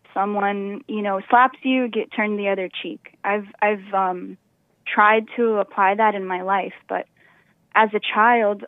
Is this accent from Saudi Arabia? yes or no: no; South Region, Brazil; moved away; I'm from the south of Brazil, which is very different than the north of Brazil.